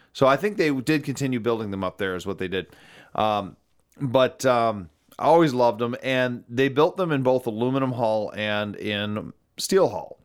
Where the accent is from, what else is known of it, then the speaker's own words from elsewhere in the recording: Algonac, Michigan, United States; growing up in Algonac, Michigan